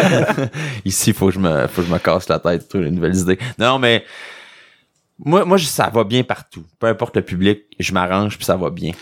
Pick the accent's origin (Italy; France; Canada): Canada; Quebec; accent: québécois; j'ai un accent québécois